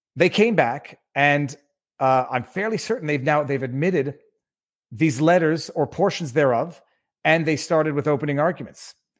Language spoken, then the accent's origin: English; Canada; moved away as an adult; also born or lived in Quebec; now in West Palm Beach, United States; We are Canadian.